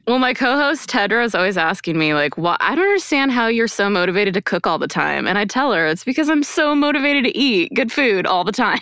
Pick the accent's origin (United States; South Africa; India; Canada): Canada; Quebec; I grew up in Quebec, Canada